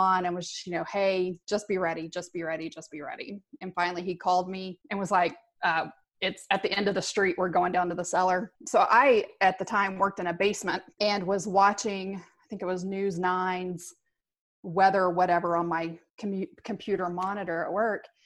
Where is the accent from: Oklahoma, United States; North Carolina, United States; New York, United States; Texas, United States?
Oklahoma, United States; Moore; I grew up in Oklahoma. I've seen tornadoes my whole life. And I've lived in Moore the majority of my life